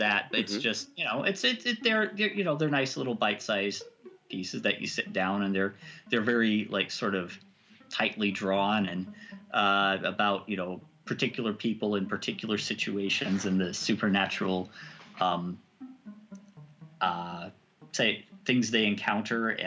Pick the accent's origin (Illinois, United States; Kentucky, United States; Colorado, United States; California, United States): Kentucky, United States; I grew up in Kentucky